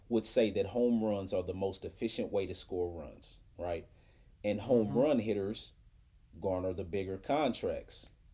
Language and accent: English; Indianapolis, Indiana, United States; my hometown when I was a kid